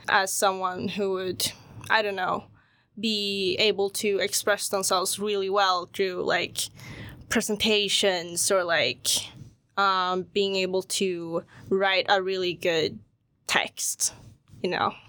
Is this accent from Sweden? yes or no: yes; Sweden; when I was growing up in Sweden, like, um, even in school, I would be the only Asian kid there